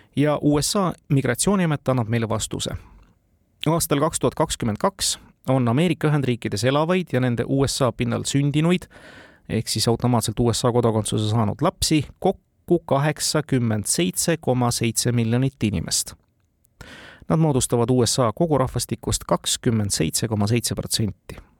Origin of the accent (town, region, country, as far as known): Estonia